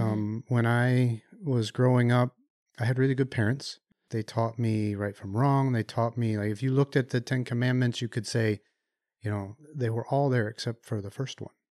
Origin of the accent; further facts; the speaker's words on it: Chicago, Illinois, United States; moved away; also born or lived in Ann Arbor, Michigan; I grew up in the Chicago area